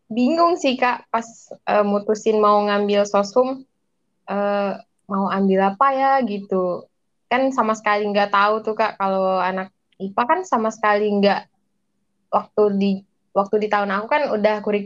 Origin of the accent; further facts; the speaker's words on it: Padang, West Sumatra, Indonesia; uh, dari daerah saya sih kak daerah saya Padang Sumatera Barat